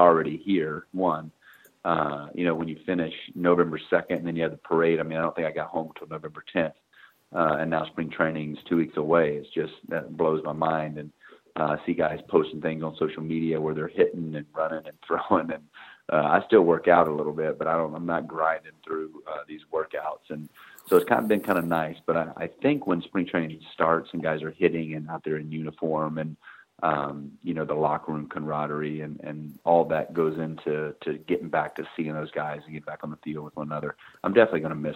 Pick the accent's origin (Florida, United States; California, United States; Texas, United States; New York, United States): Florida, United States; Atlanta and Tampa Bay, hometown near Florida State, United States; born or raised there